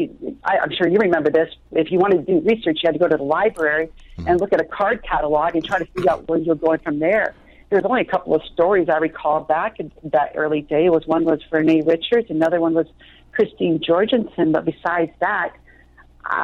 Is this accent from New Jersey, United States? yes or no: no; Traverse City, Michigan, United States; the church that I grew up in Traverse City